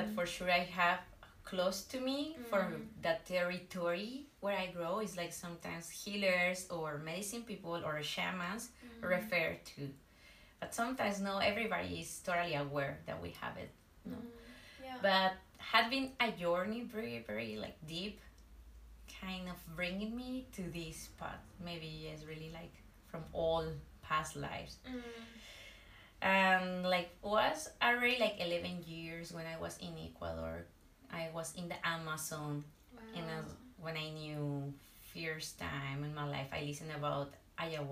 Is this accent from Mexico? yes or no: yes; northwest Mexico, Mexico; I'm from Mexico, from the northwest of Mexico